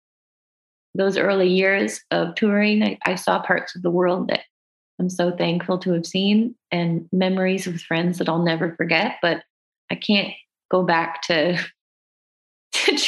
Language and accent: English; Canada; As Canadian artists